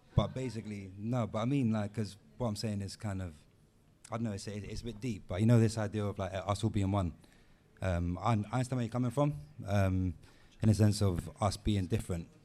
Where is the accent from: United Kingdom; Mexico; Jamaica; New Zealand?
United Kingdom; London; I grew up in Tottenham